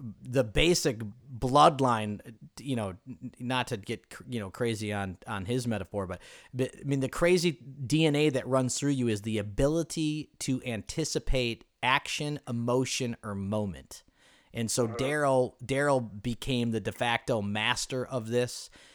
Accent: Ireland; even though you're Asian and I'm Irish, which I will always consider the Irish people much more superior, as you know.

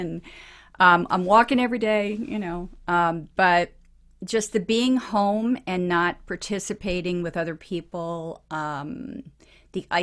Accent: Long Island, New York, United States; I grew up on Long Island

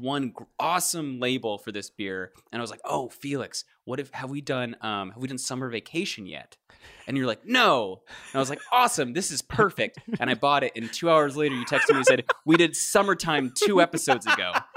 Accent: Kentucky, United States; I grew up in Kentucky

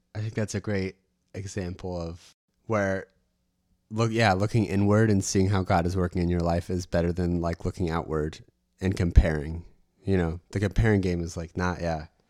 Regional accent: United States; me being American

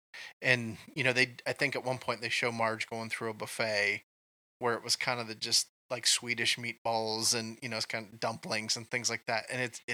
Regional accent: Kansas, United States; accent: Southern; we're transplants from Kansas to Minnesota, where basically, I think to their ears, we had a Southern accent.

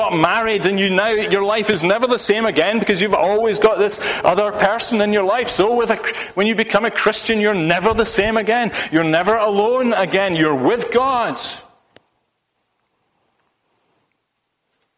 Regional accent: Ayrshire, Scotland, United Kingdom; now in Solihull, United Kingdom; I was born and grew up in Ayrshire, in Scotland.

